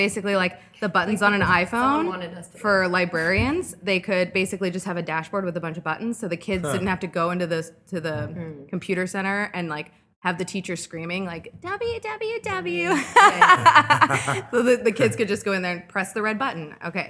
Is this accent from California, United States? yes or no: yes; Costa Mesa, California, United States; moved away as an adult; now in Chicago, United States; I'm from Costa Mesa.